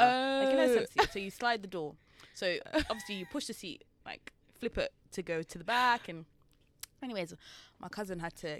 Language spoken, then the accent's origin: English; England, United Kingdom; I'm not from Jamaica, but you know, like I wasn't born there. I was born here.